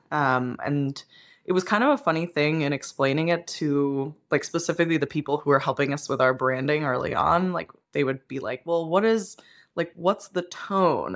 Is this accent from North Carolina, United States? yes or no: no; Pennsylvania, United States; moved away; I grew up in Pennsylvania, which means that we ate like pork roll